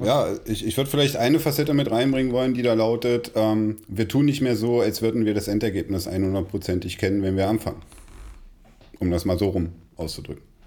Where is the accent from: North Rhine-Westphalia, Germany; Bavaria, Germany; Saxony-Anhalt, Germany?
Saxony-Anhalt, Germany; Magdeburg; ich bin in Magdeburg zum Kindergarten gegangen